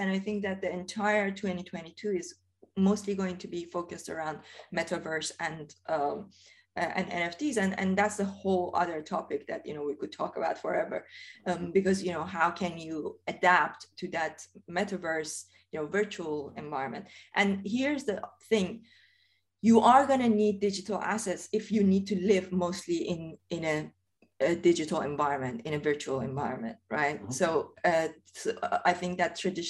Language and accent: English; Iran; moved away as an adult; now in United Kingdom; I originally come from Iran. And I remember, you know, I grew up in Iran. I left Iran when I was 23.